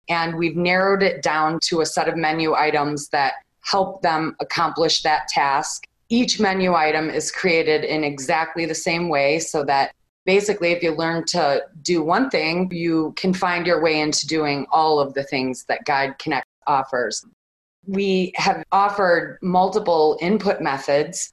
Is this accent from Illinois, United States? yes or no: yes; Chicago, Illinois, United States; now in Phoenix, United States; I'm from Chicago, so I miss one of my local radio stations living here in Phoenix.